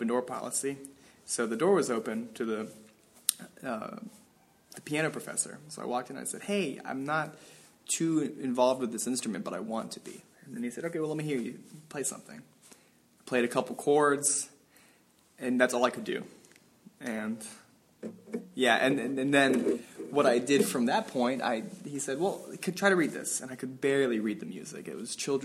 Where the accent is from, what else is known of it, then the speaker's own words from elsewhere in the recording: Tallahassee, Florida, United States; moved away; I'm from Tallahassee, Florida.